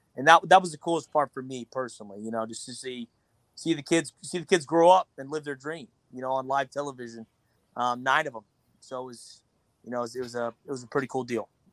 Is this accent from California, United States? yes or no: no; East Lansing, Michigan, United States; moved away as an adult; now in Cincinnati, United States; I'm from East Lansing, Michigan.